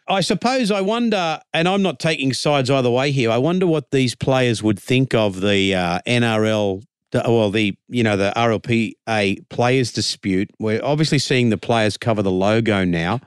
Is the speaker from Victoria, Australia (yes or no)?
no; Sydney, New South Wales, Australia; as a kid, like, growing up in Redfern